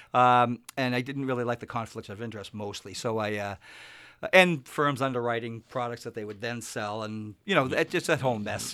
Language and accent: English; Winthrop, Massachusetts, United States; moved away as an adult; now in Stratham, United States; I grew up in Winthrop, Massachusetts, which is just a small, very small town